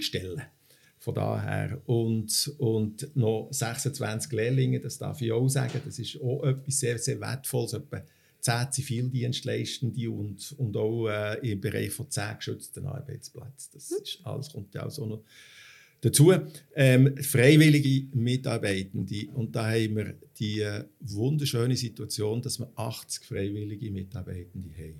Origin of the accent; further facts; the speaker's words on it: Switzerland; bei uns in der Schweiz